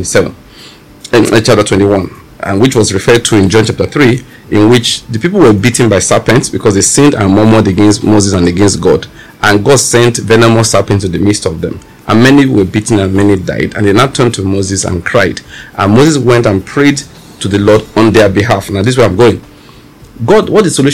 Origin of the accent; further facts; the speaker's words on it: Western Nigeria, Nigeria; I grew up in Western Nigeria